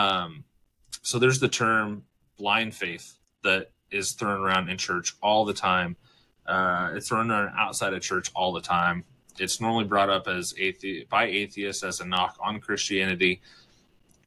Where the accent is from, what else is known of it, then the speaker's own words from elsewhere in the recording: United States; I was born and raised in America